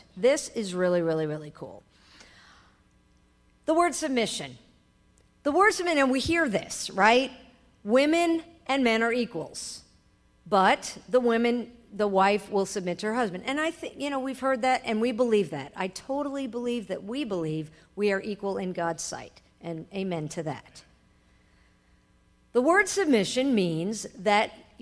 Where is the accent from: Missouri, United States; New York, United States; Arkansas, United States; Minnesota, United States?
New York, United States; I am a New Yorker. I was raised in a family of lawyers and judges.